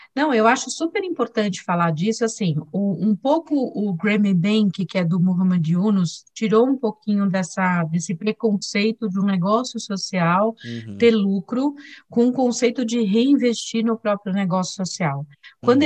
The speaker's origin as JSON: {"language": "Portuguese", "town": "Diadema", "region": "São Paulo", "country": "Brazil", "tie": "born or raised there", "also_born_or_lived": "Sertão of Alagoas, Brazil", "said": "nós mudamos para Diadema, saímos de Alagoas, viemos para Diadema, é, uma cidade super é, difícil na época, né? era uma das cidades mais violentas do Brasil, e eu cresci lá"}